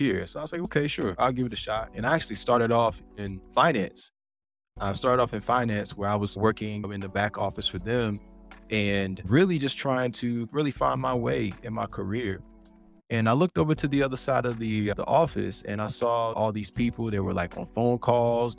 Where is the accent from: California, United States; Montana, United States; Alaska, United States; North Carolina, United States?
North Carolina, United States; Fuquay-Varina; I'm from Fuquay-Varina, which is just south of Raleigh